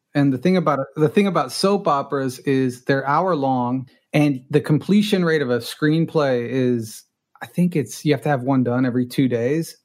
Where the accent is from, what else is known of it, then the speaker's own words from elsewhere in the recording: Los Angeles, California, United States; first language Spanish; English is a second language; I grew up in Los Angeles. I'm a rare native Angeleno